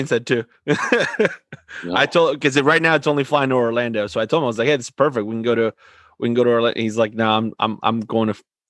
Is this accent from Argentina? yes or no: yes; Argentina; moved away; I'm from Argentina.